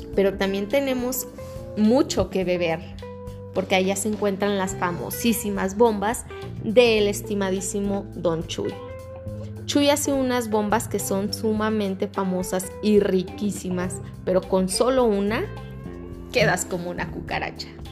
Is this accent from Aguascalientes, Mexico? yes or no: yes; Calvillo, Aguascalientes, Mexico; yo soy originaria de Calvillo, Aguascalientes, Calvillo Pueblo Mágico